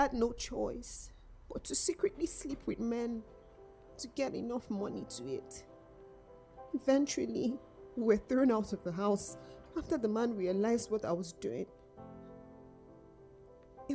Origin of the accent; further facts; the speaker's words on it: Nigeria; also born or lived in North of England; now in United Kingdom; I was born in Nigeria. Growing up, I was starved, beaten, and abused